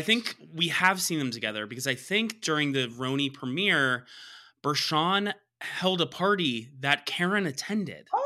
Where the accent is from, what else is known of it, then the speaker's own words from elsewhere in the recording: the South, United States; I'm from the South